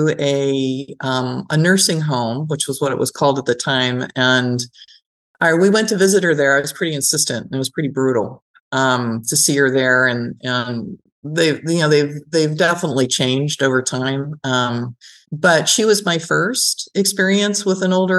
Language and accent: English; San Francisco Bay Area, California, United States; I grew up in the San Francisco Bay Area